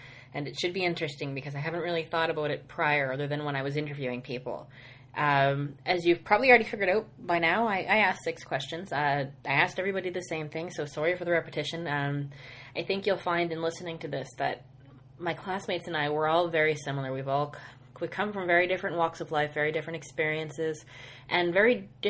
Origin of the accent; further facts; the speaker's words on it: Halifax, Nova Scotia, Canada; moved away as an adult; I was born in Halifax, Nova Scotia. I lived there until June 28th, 2009. And on June 28th, 2009, I packed up my life and came to Western.